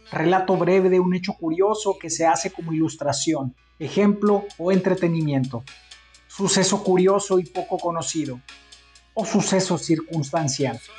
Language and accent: Spanish; Mexico